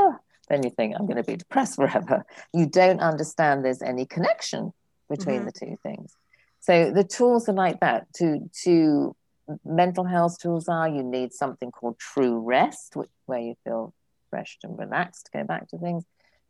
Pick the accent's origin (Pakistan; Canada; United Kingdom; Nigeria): United Kingdom; England; now in California, United States; John used to say I was born a Frenchman, but I had the misfortune to be brought up as an Englishman. And I say I was born a Californian, but I didn't know till I got here.